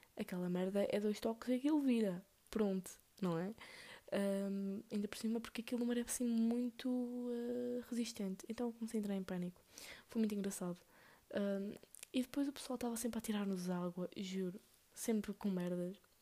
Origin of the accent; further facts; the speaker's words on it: Northern Portugal, Portugal; aqui no norte nós somos tipo. Oh, vamos a algum lado? Ou bora a algum lado?